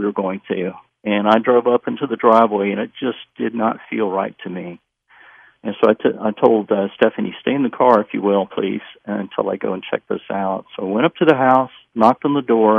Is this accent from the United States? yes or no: yes; Memphis, Tennessee, United States; I was born and raised in Memphis.